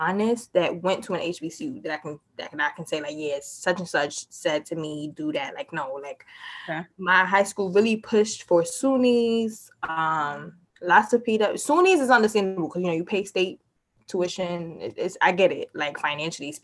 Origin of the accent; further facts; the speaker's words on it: New York City, New York, United States; I am 24 years old, born and raised in Harlem.